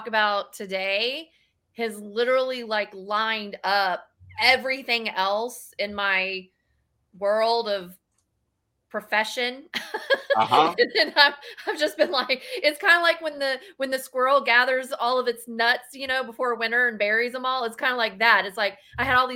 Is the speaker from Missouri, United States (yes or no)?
no; Texas, United States; I am from Texas